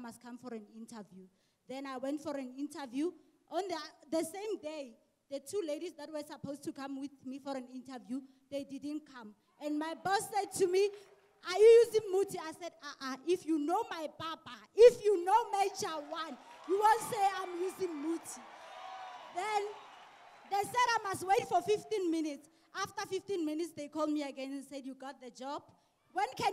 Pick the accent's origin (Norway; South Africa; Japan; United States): South Africa; Atteridgeville, Gauteng; I'm from Atrageville.